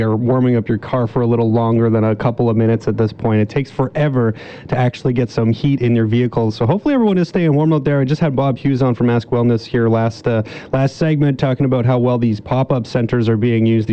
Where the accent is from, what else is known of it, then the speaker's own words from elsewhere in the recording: Toronto, Ontario, Canada; moved away; I grew up in the Toronto area